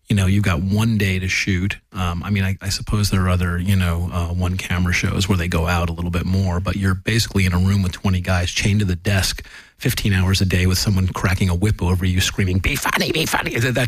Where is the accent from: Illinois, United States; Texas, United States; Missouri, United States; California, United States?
California, United States; Los Angeles; I was from Los Angeles